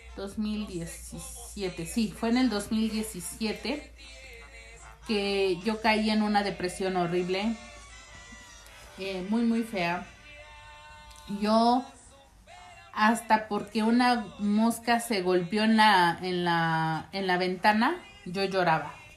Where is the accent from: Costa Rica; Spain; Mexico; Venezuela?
Mexico; moved away; also born or lived in United States; ya había llegado este con bien a México